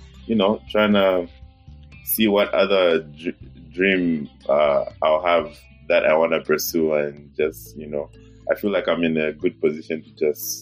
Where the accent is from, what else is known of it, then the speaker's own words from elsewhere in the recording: Lusaka, Lusaka Province, Zambia; moved away as an adult; also born or lived in Solwezi, Zambia; now in Denmark; I was born in Solwezi, Zambia, but I moved to Lusaka quite young. So I've grown up in Lusaka my whole life